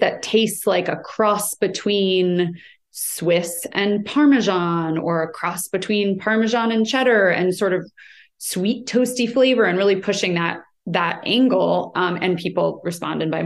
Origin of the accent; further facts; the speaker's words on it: United States; I'm American